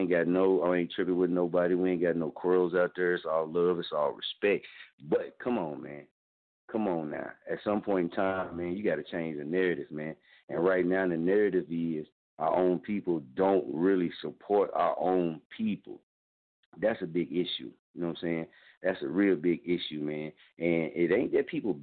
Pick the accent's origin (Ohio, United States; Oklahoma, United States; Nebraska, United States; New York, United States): Oklahoma, United States; Muskogee; moved away as an adult; my hometown, man. I mean, this is Muskogee, Oklahoma